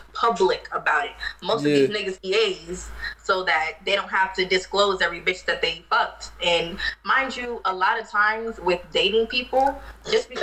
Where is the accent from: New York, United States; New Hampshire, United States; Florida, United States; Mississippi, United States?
New York, United States; New York City; now in North Carolina, United States; I was born and raised in Queens, New York, and I live in North Carolina